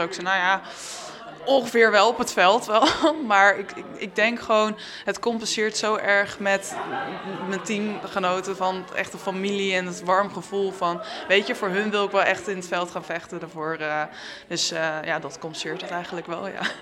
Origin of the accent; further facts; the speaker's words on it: Amersfoort, Utrecht, Netherlands; ik kom zelf uit Amersfoort en ehm, de rugbyclub Eemland die was bij mij in de buurt